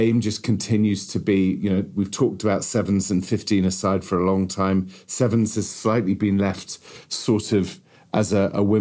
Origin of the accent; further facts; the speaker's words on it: Wales, United Kingdom; as a Welshman